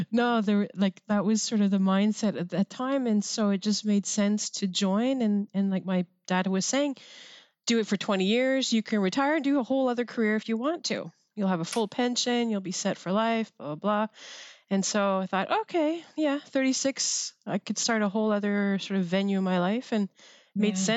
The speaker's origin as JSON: {"language": "English", "region": "Quebec", "country": "Canada", "tie": "born or raised there", "said": "I was 16 when I joined military college um, because I came from the Quebec system. So for our CEGEP, we do it at, at Saint Jean."}